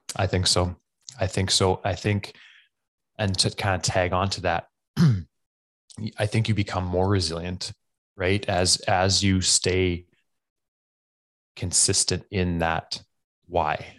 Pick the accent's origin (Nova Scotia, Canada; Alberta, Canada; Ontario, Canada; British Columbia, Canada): Alberta, Canada; I am from Camarillos, Alberta, Canada